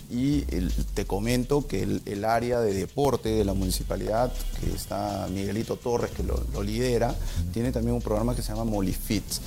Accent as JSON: {"language": "Spanish", "country": "Peru", "said": "como peruano y como funcionario"}